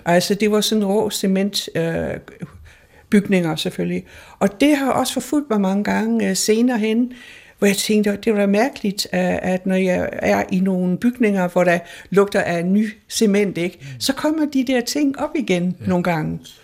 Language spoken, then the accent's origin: Danish; Hamburg, Germany; moved away; jeg er født i Hamburg jo, ja. under krigen